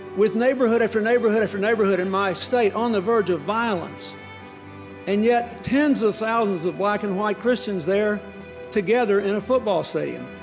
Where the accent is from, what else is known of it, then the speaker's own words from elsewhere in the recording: the Old South, United States; It was the beginning of the end of the Old South in my home state.